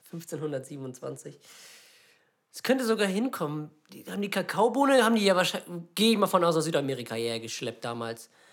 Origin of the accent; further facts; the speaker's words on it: Lübeck, Schleswig-Holstein, Germany; bei uns in Lübeck